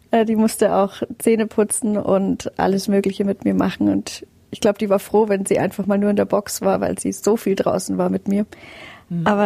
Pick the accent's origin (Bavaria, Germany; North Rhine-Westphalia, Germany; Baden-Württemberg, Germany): Bavaria, Germany; Aubenhausen; also born or lived in Fürstedt; Also bis zu meinem siebten Lebensjahr haben wir in Fürstedt, im Stadtrand von Rosenheim, gelebt, ehe wir dann tatsächlich nach Aubenhausen gezogen sind